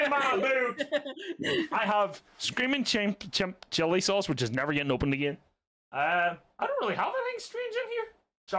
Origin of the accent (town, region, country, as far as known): Ireland